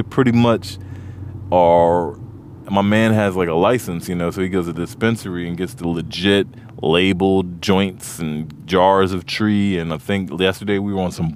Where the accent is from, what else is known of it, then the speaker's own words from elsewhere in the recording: Montgomery County, Maryland, United States; Growing up where I grew up in Montgomery County, it felt like D.C. is our city